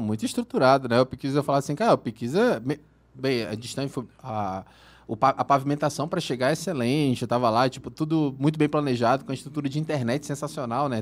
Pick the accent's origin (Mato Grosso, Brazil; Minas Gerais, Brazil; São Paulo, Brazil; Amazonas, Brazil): Amazonas, Brazil; Manaus; moved away as an adult; now in Uberlândia, Brazil; Eu sou de Manaus